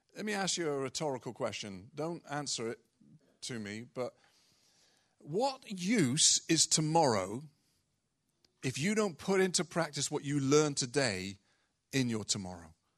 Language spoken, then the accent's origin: English; United Kingdom; we're British culture predominantly